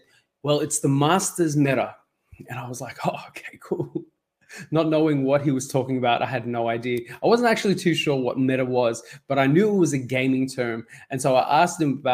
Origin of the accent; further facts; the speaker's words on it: Sydney, New South Wales, Australia; also born or lived in Mauritius; I was born in Mauritius, and when I was young, my family and I, we came to Australia, and we've been Sydney-siders, and we've lived here ever since.